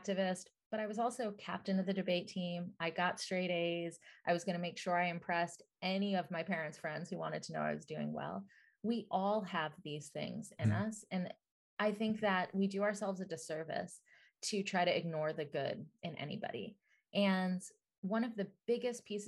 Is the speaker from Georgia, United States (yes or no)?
yes; Atlanta, Georgia, United States; I grew up in Atlanta, Georgia, in the South, and my parents were immigrants.